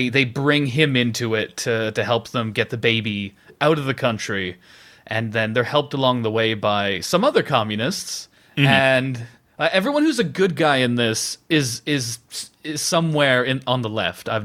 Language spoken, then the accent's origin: English; Canada; moved away as an adult; now in United Kingdom; I'm from Canada originally.